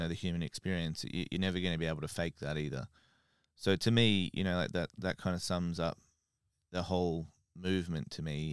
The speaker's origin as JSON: {"language": "English", "country": "Australia", "moved": "yes", "lives_now": "United Kingdom"}